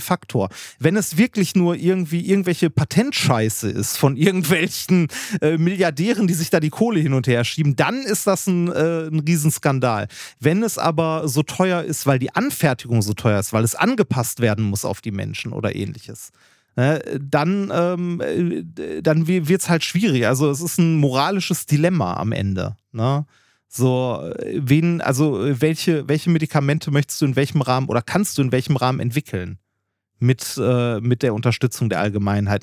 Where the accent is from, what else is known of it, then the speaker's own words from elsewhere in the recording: Essen, North Rhine-Westphalia, Germany; ich bin in Essen-Altendorf aufgewachsen